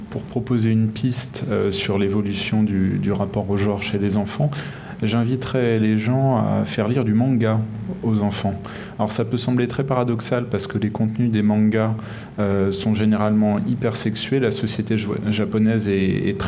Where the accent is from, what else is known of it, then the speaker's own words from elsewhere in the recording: France; chez nous en France